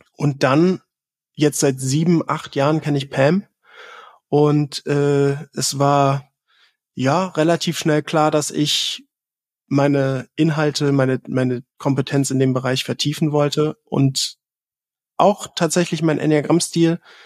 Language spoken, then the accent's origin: German; Southern Germany, Germany; im Süden von Deutschland geboren